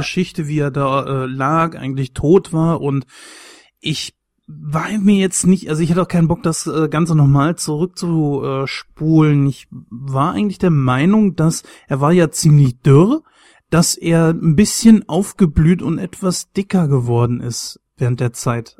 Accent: Germany; mich als Deutscher

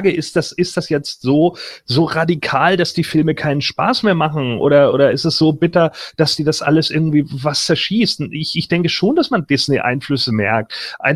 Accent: Northern Germany, Germany; Für mich als Norddeutscher ist das vielleicht näher als für andere.

